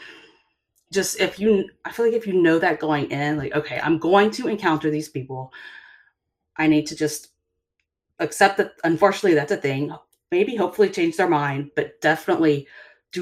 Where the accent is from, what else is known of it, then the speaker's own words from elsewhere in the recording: the South, United States; growing up in the South